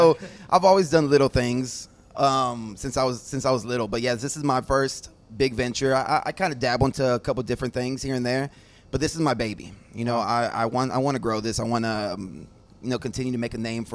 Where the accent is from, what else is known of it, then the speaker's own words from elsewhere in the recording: Houston, Texas, United States; also born or lived in San Marcos, Texas / Austin, Texas; Growing up in the Houston, Clear Lake area